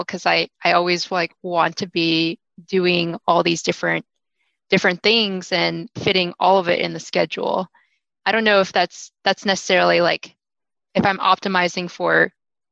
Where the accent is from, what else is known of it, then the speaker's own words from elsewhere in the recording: Houston, Texas, United States; I've born and raised in Houston my entire life